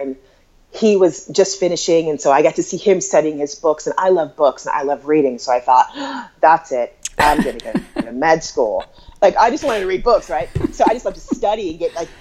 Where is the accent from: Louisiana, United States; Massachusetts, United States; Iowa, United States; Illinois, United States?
Iowa, United States; Des Moines; moved away as an adult; also born or lived in Brooklyn, New York; I'm from Des Moines, Iowa.